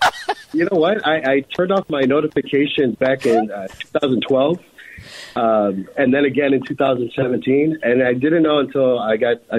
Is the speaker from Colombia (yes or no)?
yes; Colombia; because I'm Colombian